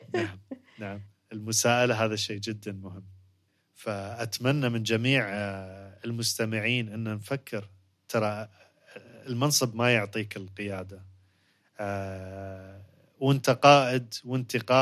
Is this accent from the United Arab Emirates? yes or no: yes; United Arab Emirates; عندنا في الإمارات